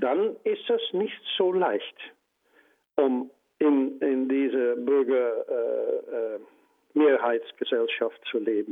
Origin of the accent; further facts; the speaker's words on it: Netherlands; German is a second language; ich bin auch äh, Niederländer, Holländer